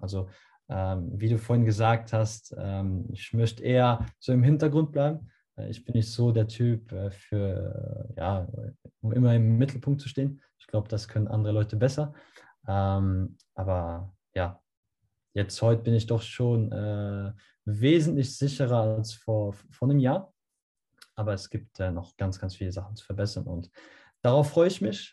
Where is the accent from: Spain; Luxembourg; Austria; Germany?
Luxembourg; German is a second language